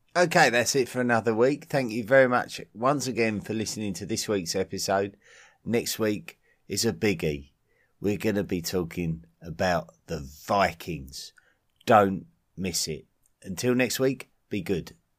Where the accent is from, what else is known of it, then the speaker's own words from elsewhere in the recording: England, United Kingdom; my home country of England